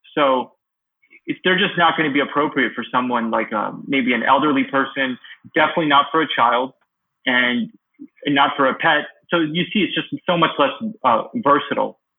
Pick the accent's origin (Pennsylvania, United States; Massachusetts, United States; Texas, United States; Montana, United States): Pennsylvania, United States; also born or lived in Kyiv, Ukraine; Pennsylvania, my home state